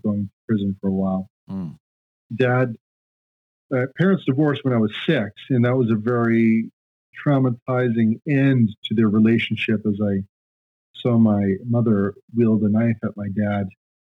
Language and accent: English; Long Island, New York, United States; also born or lived in Japan; born in New York, Long Island, New York